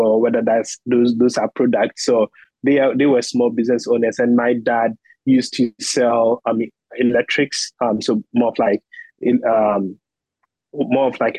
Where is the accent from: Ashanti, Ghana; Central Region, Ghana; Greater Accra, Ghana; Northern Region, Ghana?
Ashanti, Ghana; Bonfa Achiase; moved away as an adult; also born or lived in Kumasi; now in United States; I was born in a specific town called Bonfa Achiase. So that is where I was born. So I was in that small community. That is where I grew up.